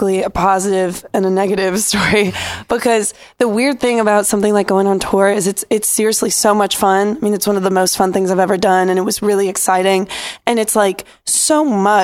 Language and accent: English; Pennsylvania, United States; moved away; we stayed with my parents in my hometown in Pennsylvania